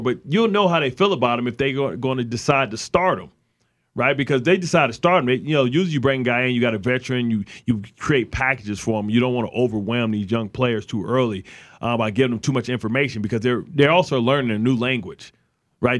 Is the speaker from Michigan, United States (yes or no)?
yes; Detroit, Michigan, United States; the Detroit Pistons team that I was a fan of growing up in Detroit